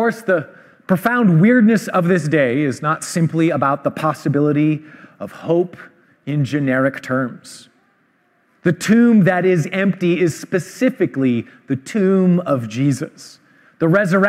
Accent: Vancouver, British Columbia, Canada; I grew up in Vancouver

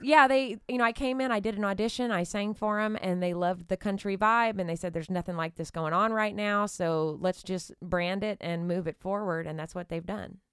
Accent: Nacogdoches, Texas, United States; moved away; growing up in East Texas

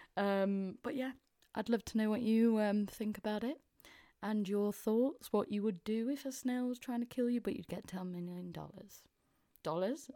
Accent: Mansfield, East Midlands, United Kingdom; accent: Mansfield; moved away as an adult; now in London, United Kingdom; I'm sounding a bit more Mansfield 'cause I've been back up north

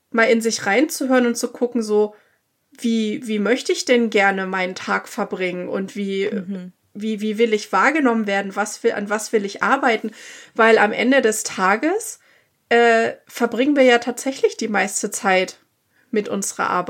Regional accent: Germany; moved away as an adult; now in United States; wie man so als Deutscher gerade auch erzogen ist.

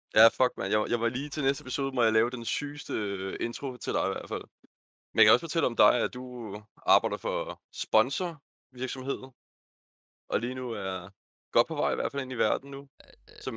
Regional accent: Bornholm, Capital Region of Denmark, Denmark; now in Jutland, Denmark; Jeg er Bornholmer, der er faret vild

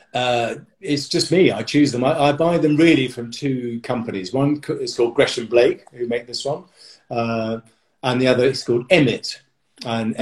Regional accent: United Kingdom; I'm very British

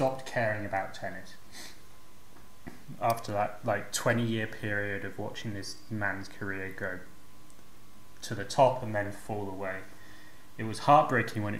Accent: United Kingdom; now in Zagreb, Croatia; I'm British

